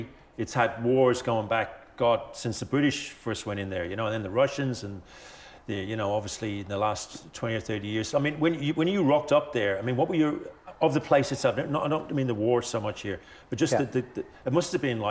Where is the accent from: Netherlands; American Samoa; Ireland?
Ireland; I'm from Ireland.